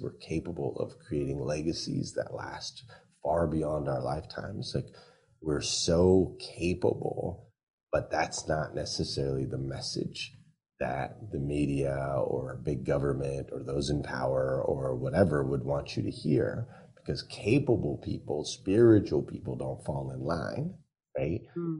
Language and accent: English; Austria; accent: New Zealand; I had a New Zealand accent, but I grew up in Austria, right?